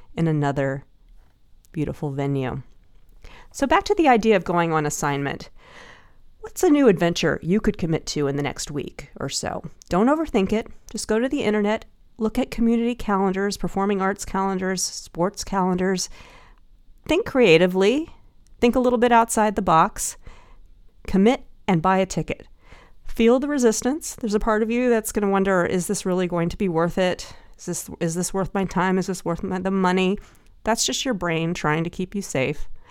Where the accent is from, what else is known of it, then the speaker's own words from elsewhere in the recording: Dallas, Texas, United States; now in San Francisco, United States; I used to be in the Nutcracker Ballet when I was growing up in Dallas